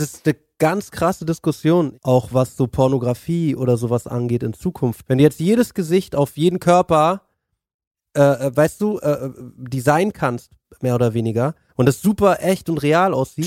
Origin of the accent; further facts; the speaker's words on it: Berlin, Germany; Ich bin ja Berliner